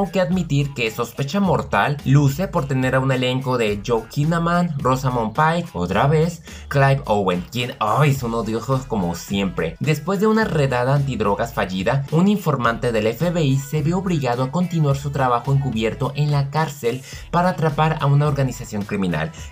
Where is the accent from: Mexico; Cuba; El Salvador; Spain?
Mexico; Yo, digamos, como mexicano, yo nunca he seguido el cine de mi país porque a mí no me gusta